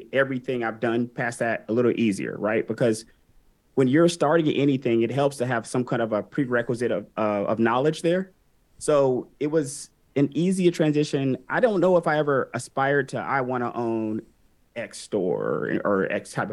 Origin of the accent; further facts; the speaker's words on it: Atlanta, Georgia, United States; also born or lived in Germany / Alabama; I was born in Germany. My dad was in the army. We moved back to Alabama, where my mom was from. And I was there for like 5 years or so, and then moved in Atlanta ever since